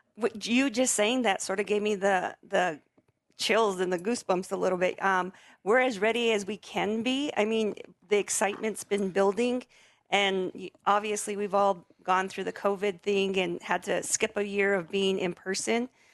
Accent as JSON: {"language": "English", "area": "Sandia Pueblo", "region": "New Mexico", "country": "United States", "said": "I'm from the Pueblo of Sandia"}